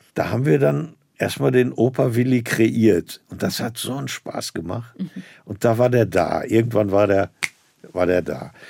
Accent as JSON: {"language": "German", "town": "Herne", "region": "North Rhine-Westphalia", "country": "Germany", "tie": "born or raised there", "said": "dass ich da in meiner Heimatstadt Landestheater gesehen habe"}